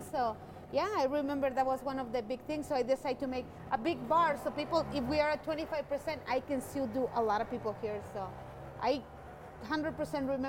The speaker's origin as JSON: {"language": "English", "country": "Mexico", "second_language": "English", "moved": "yes", "lives_now": "Colorado, United States", "said": "when I moved from Mexico. Um, in my mind, it was it's a Mexican restaurant."}